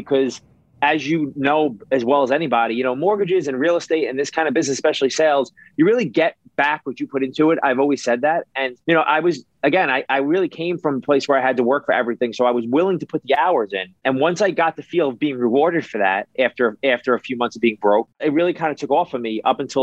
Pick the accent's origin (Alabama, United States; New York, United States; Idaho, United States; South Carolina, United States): New York, United States; New York City; I was a kid who grew up in New York. I grew up in Brooklyn